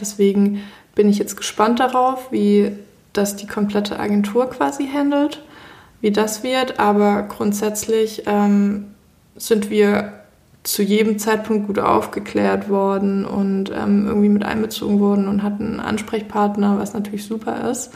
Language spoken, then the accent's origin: German; Germany; wir als Deutsche